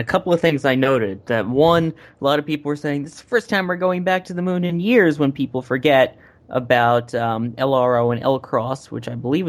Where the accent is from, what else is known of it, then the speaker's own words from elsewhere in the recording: New Jersey, United States; now in New York, United States; my hometown in New Jersey.